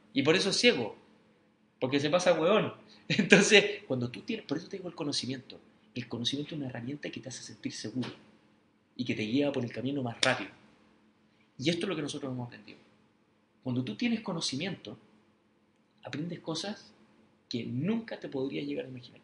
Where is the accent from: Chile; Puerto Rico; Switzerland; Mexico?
Chile; Nosotros los chilenos